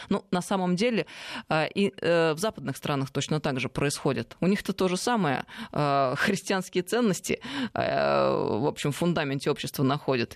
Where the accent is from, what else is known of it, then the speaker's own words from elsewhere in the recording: Tver, Tver Oblast, Russia; это Тверская земля, а я из Твери